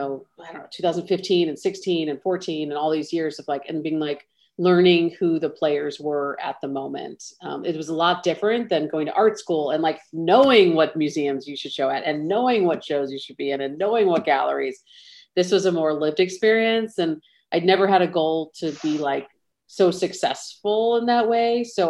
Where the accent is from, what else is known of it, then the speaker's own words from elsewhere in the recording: Midwest, United States; So I'm still a Midwesterner at heart. I would say in terms of, you know, tone and drive, Chicago definitely has that for me.